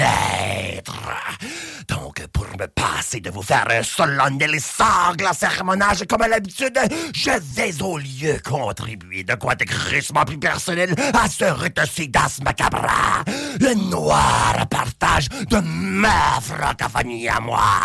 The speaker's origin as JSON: {"language": "French", "region": "New Brunswick", "country": "Canada", "tie": "born or raised there", "said": "je suis originaire du Nouveau-Brunswick"}